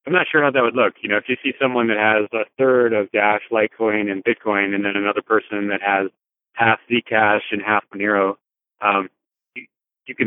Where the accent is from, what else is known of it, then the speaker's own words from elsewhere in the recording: United States; as an American